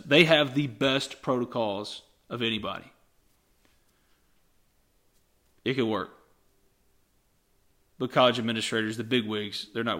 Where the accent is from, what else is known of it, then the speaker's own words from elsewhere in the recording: New Albany, Mississippi, United States; the town I live in, my hometown, New Albany. I drive over to Oxford now to go to work.